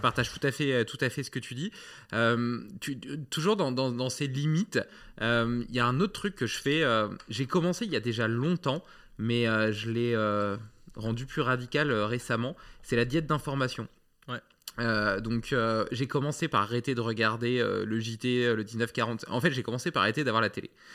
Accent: France; en tant que Français

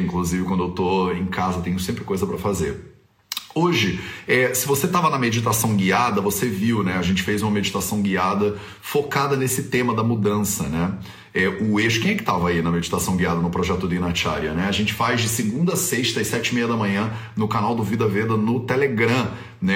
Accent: Rio de Janeiro, Brazil; no Brasil, principalmente no Rio de Janeiro, de onde eu sou

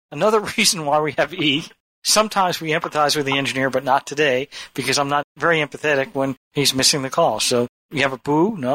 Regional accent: Ireland; I'm from Ireland and I think that it's an E.

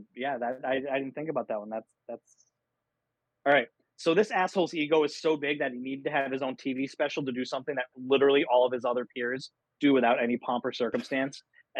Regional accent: St. Louis, Missouri, United States; Alex drew a blank on Marshall Faulk, even though I grew up in St. Louis.

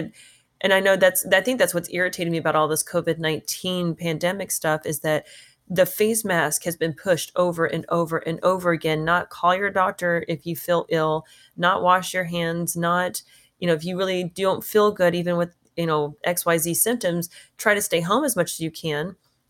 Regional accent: Texas, United States; That's my home state.

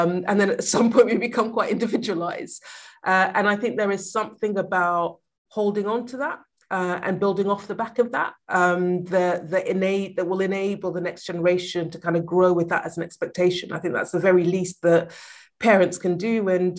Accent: Sierra Leone; also born or lived in Liberia; I was born in Liberia and then moved to Sierra Leone. So my dad's Liberian, my mom's Sierra Leonean, and me and my brothers were from both countries.

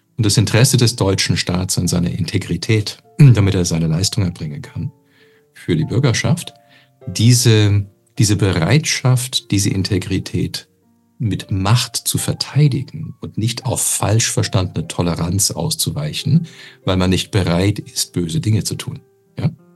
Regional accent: Canada; now in Germany; als Kanadier

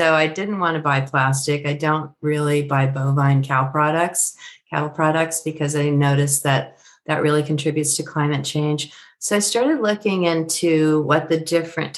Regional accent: San Francisco Bay Area, California, United States; I'm from the Bay Area, as you know, San Francisco Bay Area

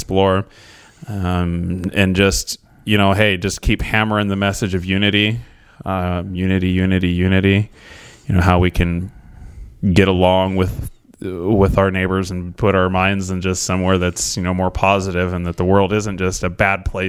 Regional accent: Scio, United States; I grew up in Scio

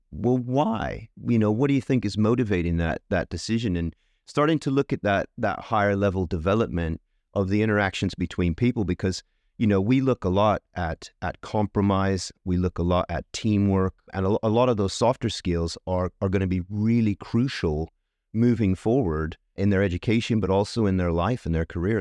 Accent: Tucson, Arizona, United States; moved away as an adult; also born or lived in Northampton, United Kingdom; now in United Kingdom; I'm from Tucson, Arizona, in the U S. I've lived here twenty-three years

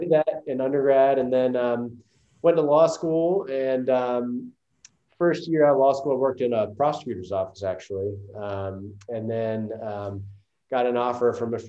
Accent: Greenville, South Carolina, United States; also born or lived in Taiwan; I'm from originally from Greenville, South Carolina, and grew up here

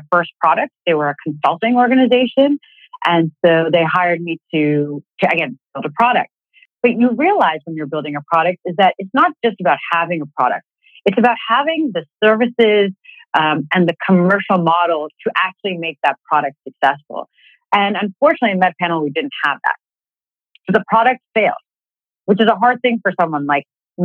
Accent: Boston, Massachusetts, United States; moved away as an adult; also born or lived in Philadelphia; I was born and raised in Boston

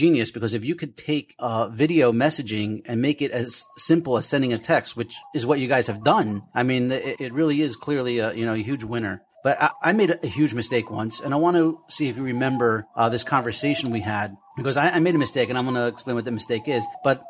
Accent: Passaic, New Jersey, United States; we're in New Jersey, just out of curiosity, because I'm from Passaic.

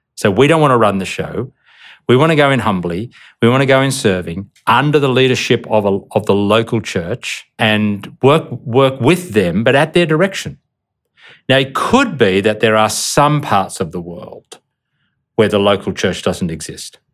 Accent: Australia; also born or lived in Indonesia; as an Australian

